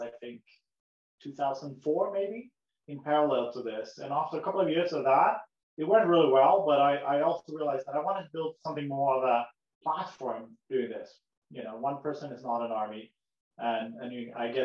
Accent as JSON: {"language": "English", "country": "Sweden", "tie": "born or raised there", "moved": "as an adult", "lives_now": "United States", "said": "my grandfather was an American, but I grew up in Sweden, in Europe, so I moved across the globe"}